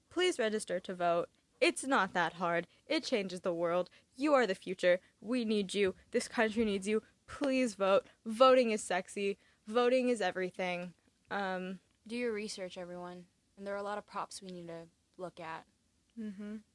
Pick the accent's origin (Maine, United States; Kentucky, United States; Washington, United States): Maine, United States; Augusta; I had my Maine ID and the woman starts talking to me about Maine and I was like, "Oh yeah, like I'm from Augusta."